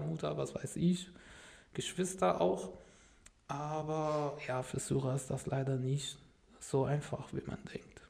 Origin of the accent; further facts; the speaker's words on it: Damascus, Damascus Governorate, Syria; first language Arabic; German is a second language; moved away as an adult; now in Germany; bei meinen Eltern in Damaskus, wo ich herkomme